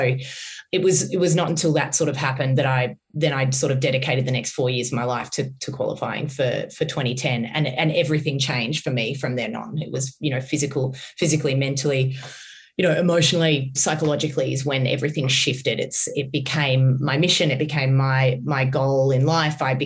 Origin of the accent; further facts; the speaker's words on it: Australia; I'm coming from Australia.